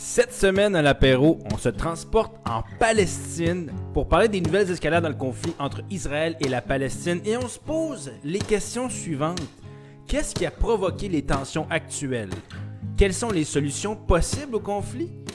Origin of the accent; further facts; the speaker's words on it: Quebec, Canada; je suis fier québécois